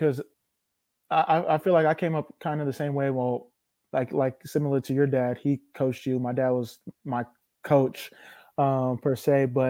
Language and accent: English; Northern California, United States; we're both from NorCal